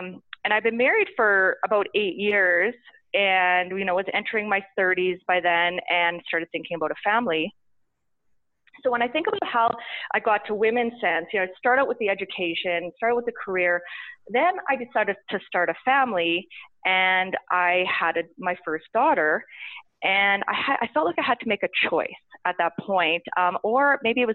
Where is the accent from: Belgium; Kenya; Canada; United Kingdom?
Canada; Saskatchewan; moved away as an adult; also born or lived in Toronto / Calgary; And I was from Saskatchewan. I'd went to university there